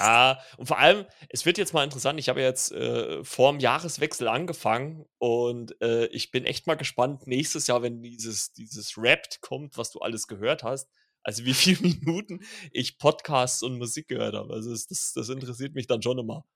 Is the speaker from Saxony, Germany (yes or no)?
yes; Saxony, Germany; ich bin ja äh, gebürtiger Sachse